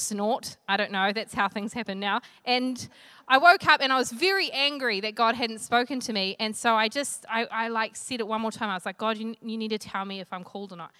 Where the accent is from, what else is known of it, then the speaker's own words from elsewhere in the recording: Flaxmere, Hawke's Bay, New Zealand; I come from Flaxmere in Hawke's Bay.